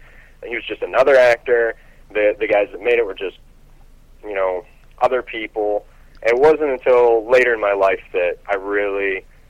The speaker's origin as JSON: {"language": "English", "town": "Warren", "region": "Pennsylvania", "country": "United States", "tie": "born or raised there", "said": "And we went to Erie, Pennsylvania, which is about an hour and a half away from where I grew up in Warren, Pennsylvania."}